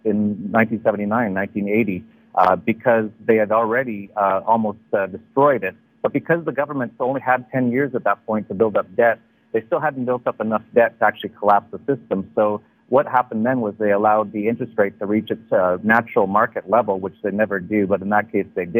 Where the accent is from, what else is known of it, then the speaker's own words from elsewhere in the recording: Canada; moved away as an adult; also born or lived in Thailand; now in Mexico; I am originally from Canada